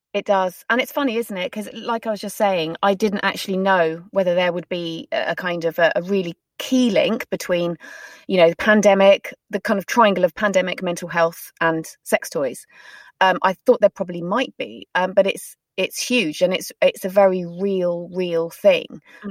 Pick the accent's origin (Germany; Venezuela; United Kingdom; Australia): United Kingdom; we're very British